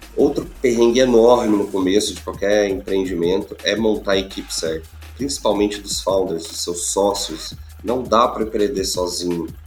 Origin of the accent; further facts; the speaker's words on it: Goiás, Brazil; Eu é sou de Goiás, do, do interior do país